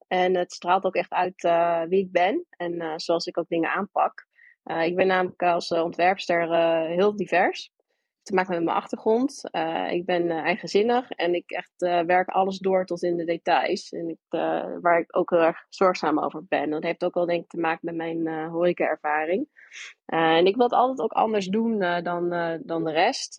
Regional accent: New York, United States; also born or lived in Alabama; now in Hilversum, Netherlands; Ik ben eh, geboren in Alabama, opgegroeid in New York

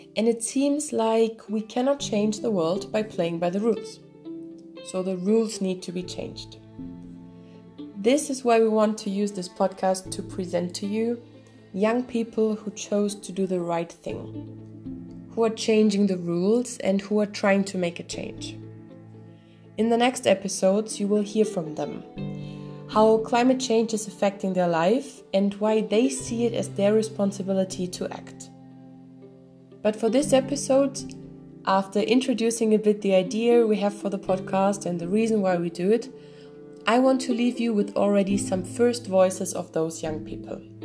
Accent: Belgium; I'm from Belgium from uh, Cali.

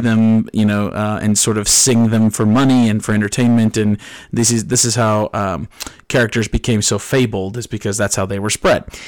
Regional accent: New Jersey, United States; now in Tennessee, United States; I'm from New Jersey, uh, not born and raised here in Tennessee, and one of the very few things that I miss about, uh, my northeastern roots is the ocean

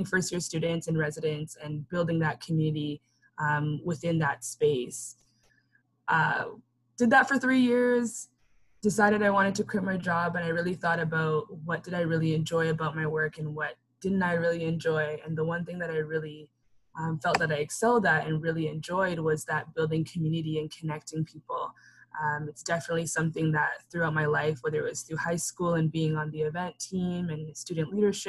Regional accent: Canada; being a first generation Canadian

